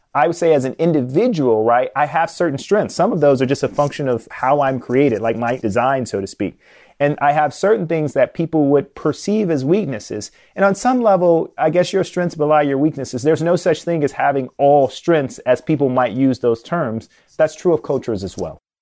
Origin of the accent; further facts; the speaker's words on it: Chicago, Illinois, United States; I was born and raised in Chicago, grew up on the South Side